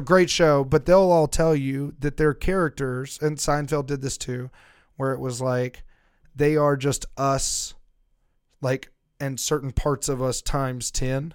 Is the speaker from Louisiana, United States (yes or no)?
yes; Louisiana, United States; moved away; also born or lived in Missouri / Kansas; people I grew up with in Louisiana